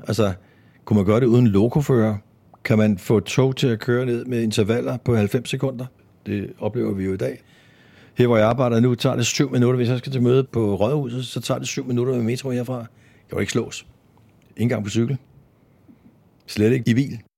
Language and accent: Danish; Copenhagen, Capital Region of Denmark, Denmark; jeg er født og opvokset i København